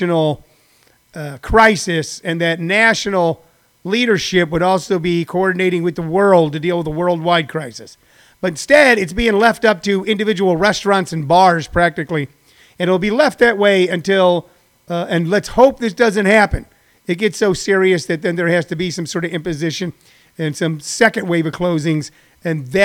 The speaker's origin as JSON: {"language": "English", "town": "St. Louis", "region": "Missouri", "country": "United States", "tie": "born or raised there", "said": "where I grew up in St. Louis."}